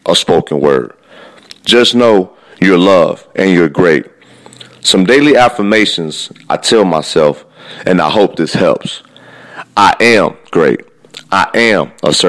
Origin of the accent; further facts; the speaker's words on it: Midwest, United States; I am from the Midwest.